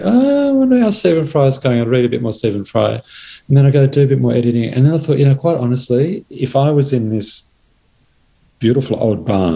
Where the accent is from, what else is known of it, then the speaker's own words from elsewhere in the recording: Blue Mountains, New South Wales, Australia; my childhood growing up in the Blue Mountains